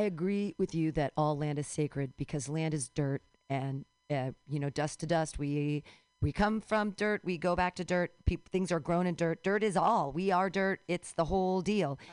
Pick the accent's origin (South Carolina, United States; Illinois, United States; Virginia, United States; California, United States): California, United States; I can legitimately claim California as a birthright